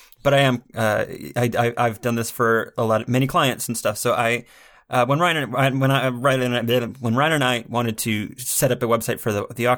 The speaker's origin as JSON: {"language": "English", "country": "Canada", "said": "I'm Canadian"}